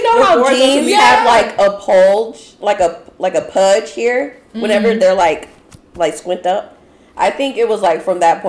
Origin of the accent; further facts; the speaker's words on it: Durham, North Carolina, United States; We went to, we are from Durham, North Carolina.